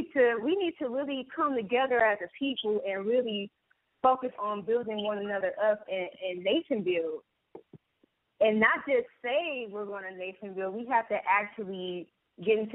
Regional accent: Detroit, Michigan, United States; born and raised in Detroit

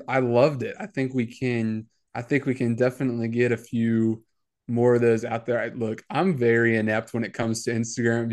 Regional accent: San Antonio, Texas, United States; moved away as an adult; I'm from San Antonio

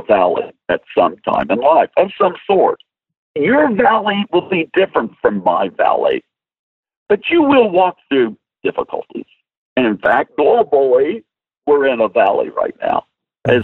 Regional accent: Nashville, Tennessee, United States; I'm from Nashville, Tennessee

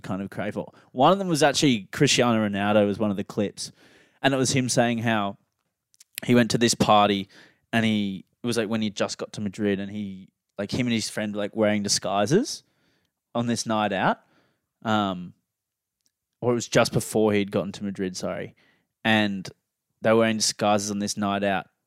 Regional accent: Australia; we're both Australian.

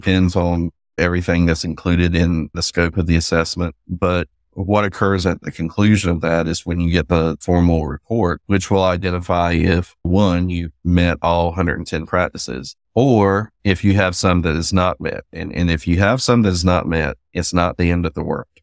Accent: the South, United States; accent: Southern; you can probably tell by my accent, I'm Southern.

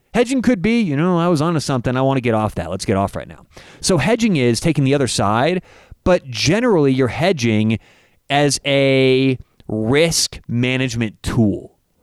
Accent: Denver, Colorado, United States; I'm from Denver.

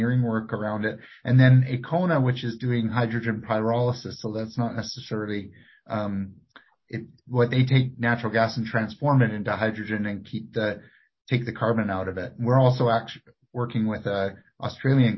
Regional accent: Victoria, British Columbia, Canada; when I was growing up in Victoria, we had industry in Victoria.

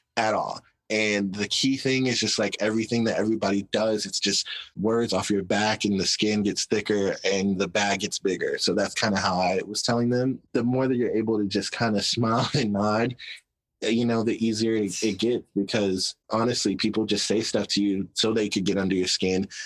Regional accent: Arkansas, United States; we had these two giant billboards in my hometown

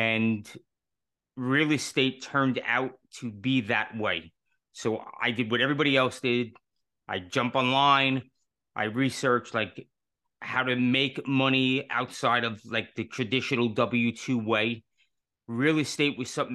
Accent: New York City, New York, United States; moved away as an adult; I was born and raised in New York City.

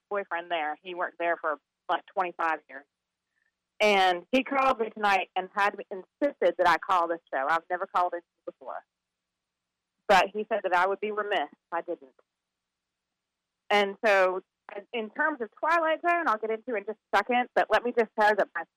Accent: Winston-Salem, North Carolina, United States; It's my hometown

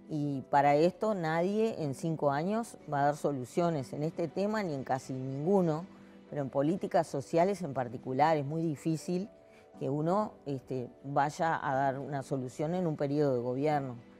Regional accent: Uruguay; Somos el país de América Latina que estamos en el número uno en indicadores de democracia, institucionalidad

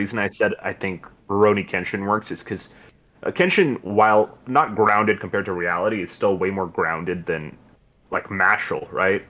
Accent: India; As an Indian

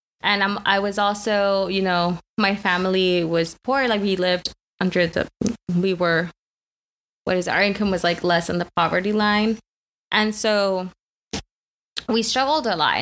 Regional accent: the Rio Grande Valley, Texas, United States; also born or lived in Mexico; I was raised in the Valley. Shout out 956 area code

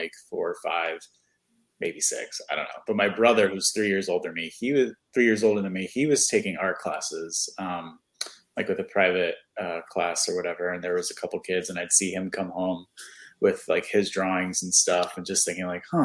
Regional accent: New York City, New York, United States; moved away as an adult; also born or lived in Poughkeepsie, New York / Brooklyn, New York; now in Central Florida, United States; I'm originally from New York. I was born in the Bronx.

